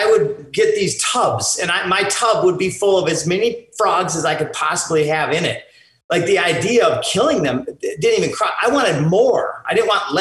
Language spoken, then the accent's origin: English; Minnesota, United States; I grew up in Minnesota